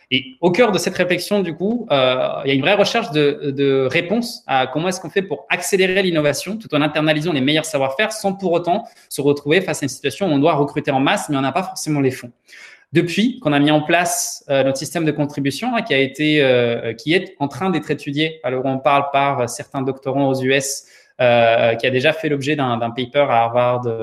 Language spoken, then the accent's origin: French; Paris, Île-de-France, France; also born or lived in Prague, Czechia / Santiago, Chile; je suis né à Prague, euh, d'une mère pianiste et d'un activiste politique. J'ai passé mon enfance au Chili, euh, à Santiago, avant d'arriver à Paris, où j'ai grandi.